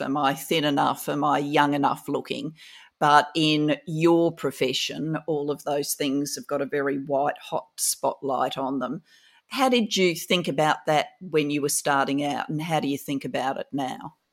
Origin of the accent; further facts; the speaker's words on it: Adelaide, South Australia, Australia; I grew up in Kingswood